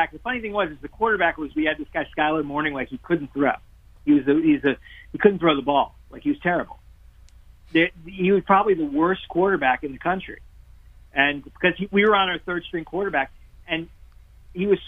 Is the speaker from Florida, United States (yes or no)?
yes; Miami, Florida, United States; I grew up in Miami